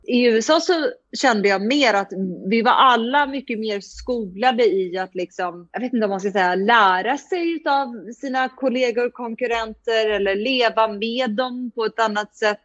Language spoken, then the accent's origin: Swedish; Sweden; moved away as an adult; also born or lived in United States; jag kom från Sverige